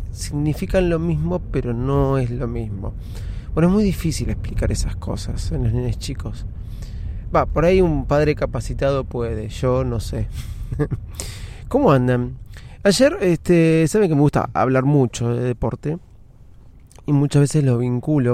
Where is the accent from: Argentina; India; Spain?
Argentina; Somos argentinos